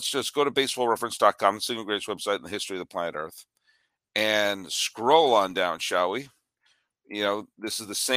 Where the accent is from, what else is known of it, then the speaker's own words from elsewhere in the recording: New England, United States; I grew up in New England.